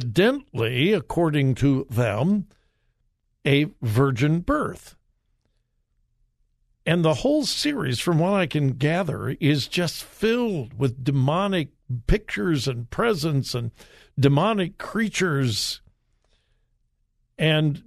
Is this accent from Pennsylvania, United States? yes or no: no; Southern California, United States; moved away as an adult; now in Ohio, United States; I'm from Southern California. I'm old enough to remember when Disneyland opened in Anaheim. I was very young, but I remember. We used to go there all the time to Disneyland. My high school had their senior all-night party at Disneyland